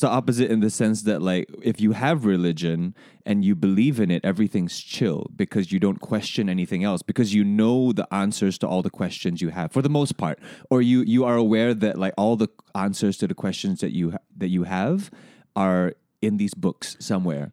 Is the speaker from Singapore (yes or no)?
yes; Singapore; growing up in this education system, growing up in Singapore